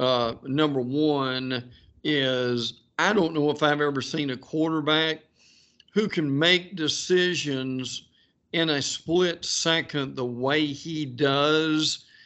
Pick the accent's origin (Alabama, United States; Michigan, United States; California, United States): Alabama, United States; That is my home state. I grew up there.